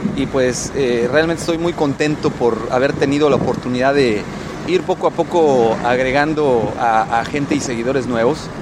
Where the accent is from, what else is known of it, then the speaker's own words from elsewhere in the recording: Mexico; en México, en mi país de origen, al cual quiero mucho